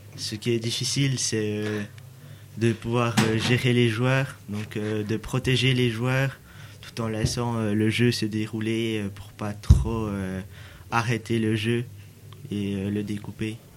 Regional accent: Besançon, Bourgogne-Franche-Comté, France; Je viens de Besançon, en Franche-Comté

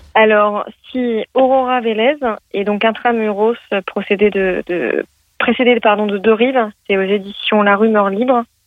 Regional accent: Lyon, Auvergne-Rhône-Alpes, France; je suis de Lyon

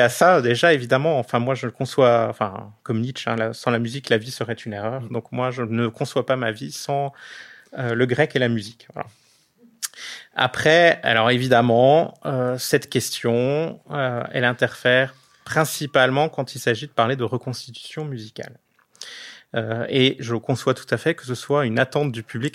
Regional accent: Alsace, Grand Est, France; je suis alsacien

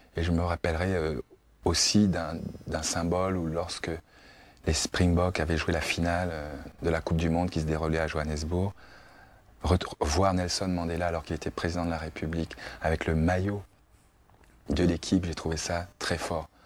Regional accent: France; en tant que Français d'origine africaine

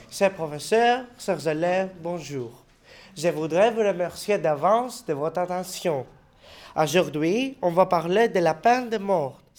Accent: Tourcoing, Hauts-de-France, France; on est français. On est des collégiens et des lycéens euh, de la ville de Tourcoing.

